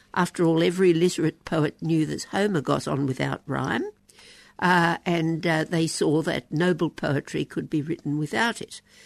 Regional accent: Queensland, Australia; in the Queensland school I went to and at the University of Queensland

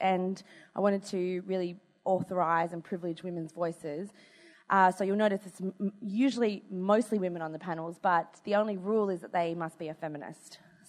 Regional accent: Australia; And plus we're Australian.

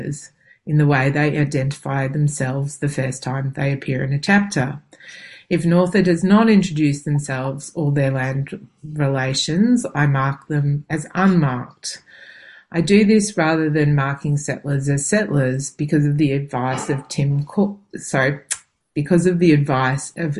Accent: Melbourne, Victoria, Australia; also born or lived in Sydney, Australia; now in central Victoria, Australia; I was born in Warranay, so-called Sydney, on the lands of the Gadigal people of the Eora Nation, and spent most of my life on Boonwurrung and Wurundjeri lands.

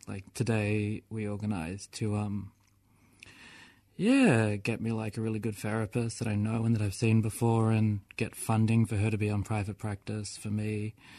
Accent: Melbourne, Victoria, Australia; I grew up in Fitzroy and Clifton Hill and, like, that's where I'm from

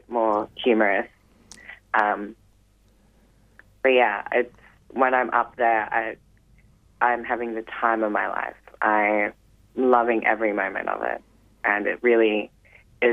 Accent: Newcastle, New South Wales, Australia; now in Melbourne, Australia; I live here in Melbourne. I came from Newcastle, New South Wales, and started training here full-time dance

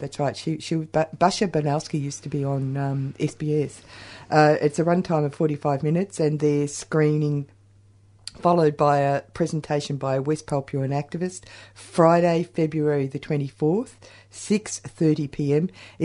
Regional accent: Australia; we're Australian

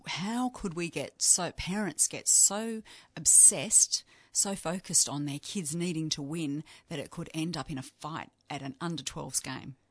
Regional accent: Yarra Valley, Victoria, Australia; now in Canberra, Australia; I'm from the Yarra Valley, but I live in Canberra

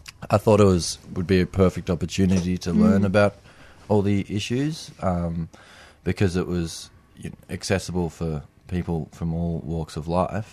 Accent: Melbourne, Victoria, Australia; I live in Melbourne at the moment, and I grew up in Melbourne.

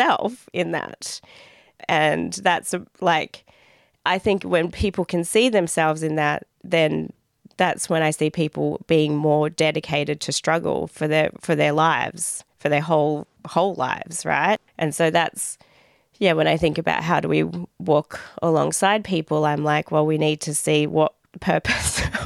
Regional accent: Dandenong, Victoria, Australia; growing up as a migrant, growing up in Dandenong

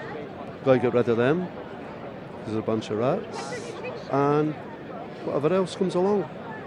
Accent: Scotland, United Kingdom; moved away as an adult; now in Melbourne, Australia; I come from Scotland 30 years ago to get away from a woman called Margaret Thatcher

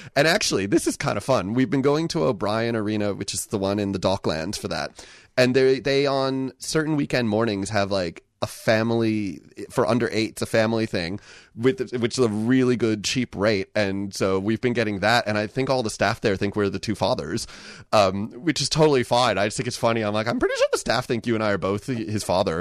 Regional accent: United States; now in Victoria, Australia; I grew up in the U S.

